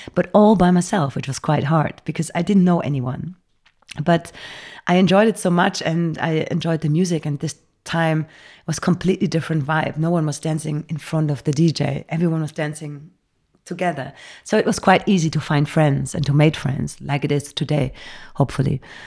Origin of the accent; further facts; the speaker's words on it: Bergisch Gladbach, North Rhine-Westphalia, Germany; English is a second language; moved away as an adult; now in Berlin, Germany; grown up in Cologne. It's a little s-, town before Cologne called Bergisch Gladbach